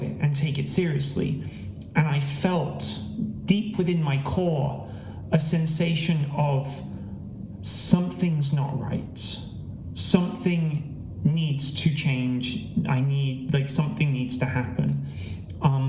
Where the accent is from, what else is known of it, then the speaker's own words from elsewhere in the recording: Gloucester, South West England, United Kingdom; born in Gloucester